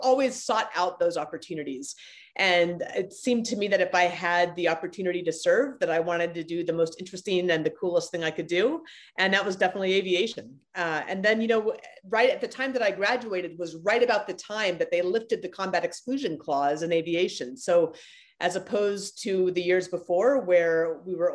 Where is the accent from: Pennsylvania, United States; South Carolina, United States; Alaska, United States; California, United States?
Alaska, United States; Anchorage; moved away; I was born and raised in Anchorage, Alaska